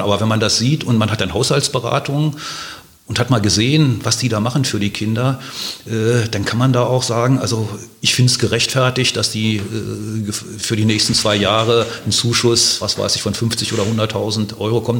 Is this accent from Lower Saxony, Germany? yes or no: yes; Hanover, Lower Saxony, Germany; moved away as an adult; also born or lived in Heidelberg / Mainz / Delkenheim, Wiesbaden; now in Wiesbaden, Germany; meiner Heimatstadt, also in Hannover